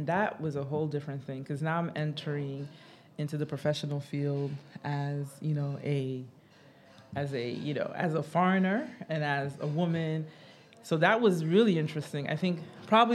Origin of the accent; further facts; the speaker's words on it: Haiti; moved away; also born or lived in United States / Ghana; being Haitian